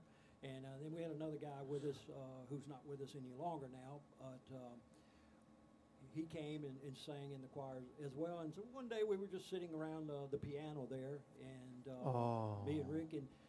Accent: Murray, Kentucky, United States; I'm Kentucky boy.

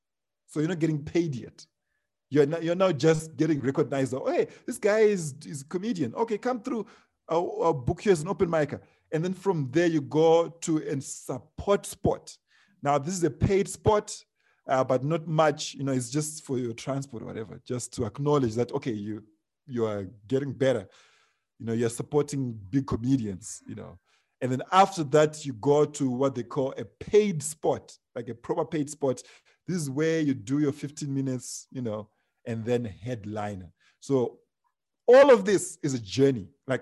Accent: South Africa; Me, I'm from South Africa. I'm like, wow, this is amazing.

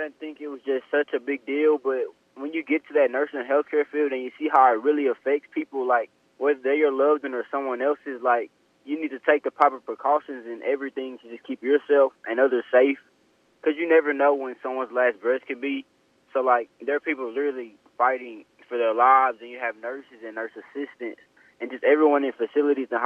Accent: Grenada, Mississippi, United States; I'm from Grenada, Mississippi, about an hour away from the Senatobia campus

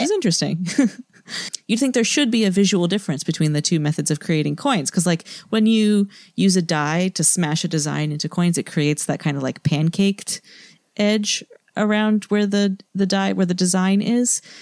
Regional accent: New England, United States; moved away; I'm from New England, and I remember summers in my childhood.

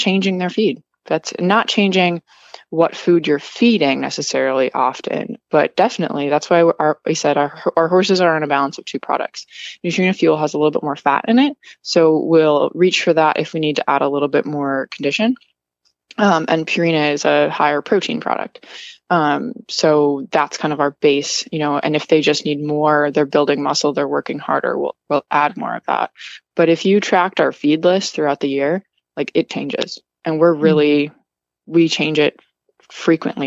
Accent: Wisconsin, United States; also born or lived in New York / Massachusetts; now in Florida, United States; I'm originally from Wisconsin and I was living in like New York, Massachusetts before here

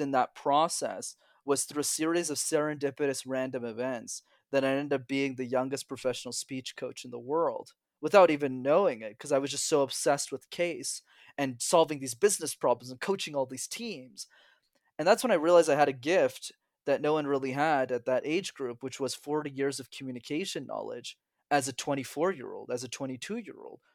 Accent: Montreal, Quebec, Canada; I'm born, born and raised in Montreal

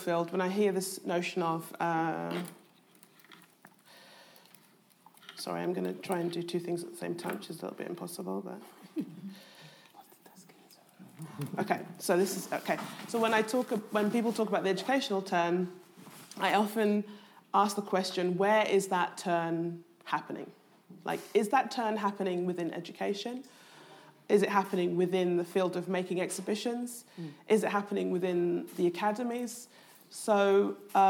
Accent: London, United Kingdom; I was brought up in Southeast London

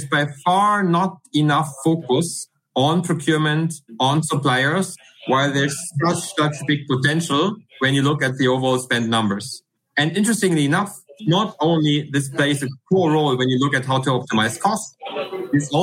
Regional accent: Germany; accent: German; English is a second language; as you can hear by my accent, I'm from Germany.

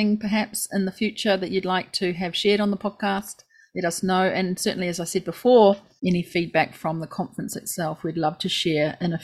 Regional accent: Christchurch, Canterbury, New Zealand; now in Japan; it is my hometown.

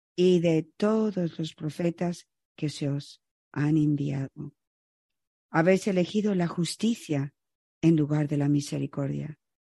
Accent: Chicago, Illinois, United States; moved away as an adult; also born or lived in Florida; yo crecí en Chicago

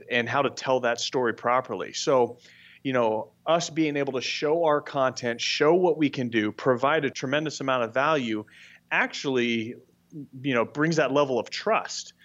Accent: Brentwood, California, United States; now in Scottsdale, United States; I grew up in Brentwood, California, which is, uh, the, the Northern California

